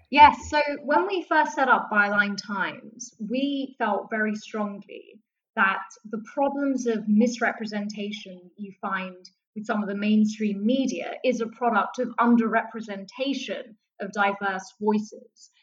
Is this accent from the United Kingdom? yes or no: yes; London, United Kingdom; born or raised there